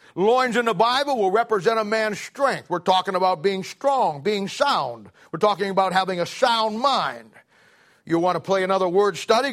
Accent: Ohio, United States; moved away; I'm from Ohio

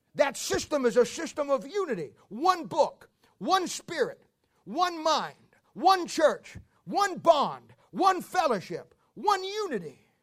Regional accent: Ohio, United States; now in Kansas City, United States; I'm a Midwestern boy. Even before I lived here, I'm from Ohio.

